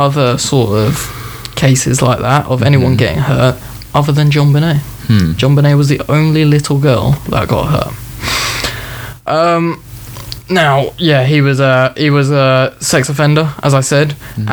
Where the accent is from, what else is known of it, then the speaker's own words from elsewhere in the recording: United Kingdom; We're just British